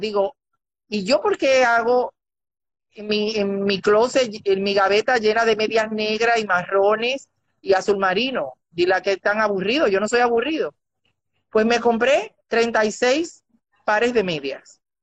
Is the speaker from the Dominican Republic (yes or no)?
yes; Dominican Republic; decimos los dominicanos mal hablados